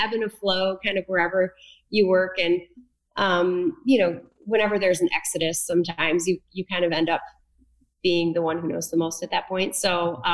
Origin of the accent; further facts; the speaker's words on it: Linden, Michigan, United States; also born or lived in New York; I grew up in Linden, Michigan, which is right near Fenton, about 15 minutes south of Flint